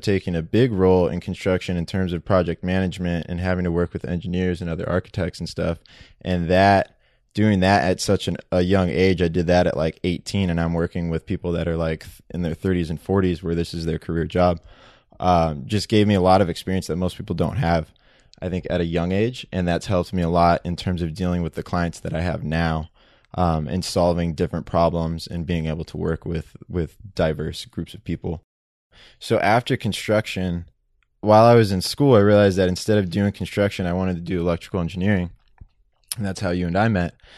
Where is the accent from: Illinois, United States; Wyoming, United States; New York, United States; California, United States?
California, United States; San Diego; we grew up in Benita, San Diego